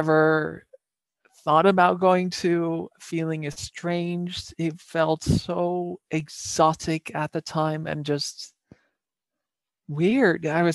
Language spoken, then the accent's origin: English; Netherlands; English is a second language; moved away; back in my home country in the Netherlands